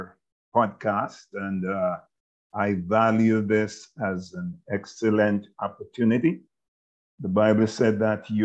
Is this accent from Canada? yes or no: no; Duanvale, Trelawny, Jamaica; moved away as an adult; I was born in Jamaica in a little rural community known as Duanvale in the parish of Trelawney, Jamaica